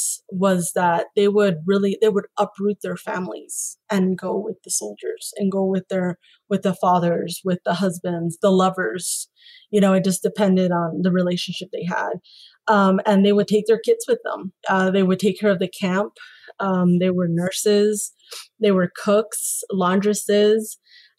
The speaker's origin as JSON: {"language": "English", "country": "Mexico", "said": "I grew up in Mexican culture. I'm Mexican"}